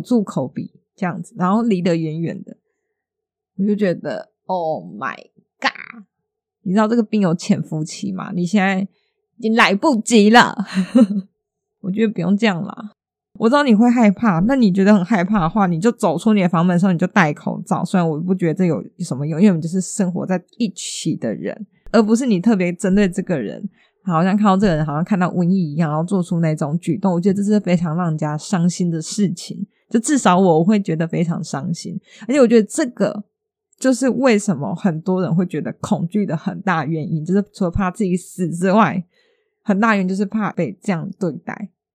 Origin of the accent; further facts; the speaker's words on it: Taiwan; 就身为一个台湾人